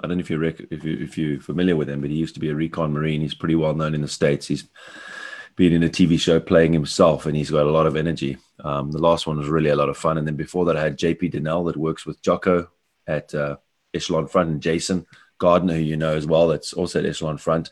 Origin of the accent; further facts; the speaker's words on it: Cape Town, Western Cape, South Africa; moved away as an adult; now in Bavaria, Germany; I'm living in Bavaria, although I'm a South African from Cape Town